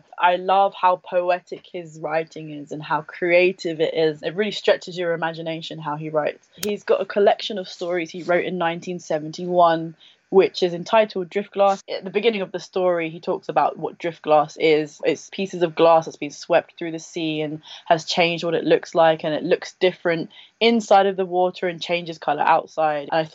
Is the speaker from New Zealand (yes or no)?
no; Welwyn Garden City, East of England, United Kingdom; I grew up in Hertfordshire in Welwyn Garden City